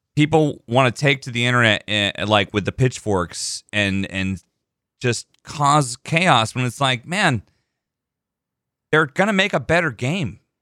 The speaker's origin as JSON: {"language": "English", "region": "Texas", "country": "United States", "tie": "born or raised there", "said": "I was born in Texas"}